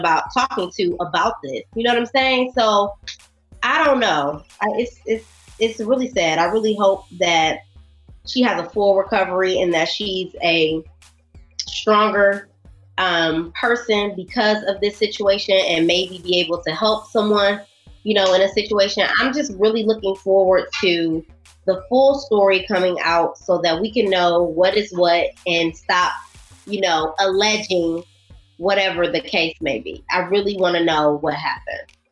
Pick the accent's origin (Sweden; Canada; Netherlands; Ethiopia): Canada; I'm a Canadian citizen